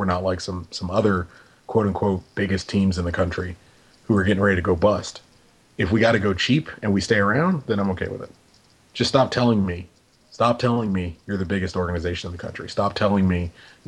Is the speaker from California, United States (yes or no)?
yes; Los Angeles, California, United States; we are from Southern California. We are from Los Angeles